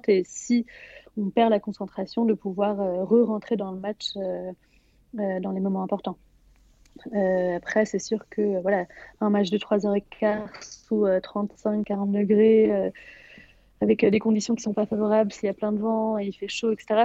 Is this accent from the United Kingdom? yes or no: yes; England, United Kingdom; je, suis déjà franco-britannique, donc je parle, enfin, je suis anglaise, euh, donc je parle couramment l'anglais, mais je parle aussi italien et, espagnol.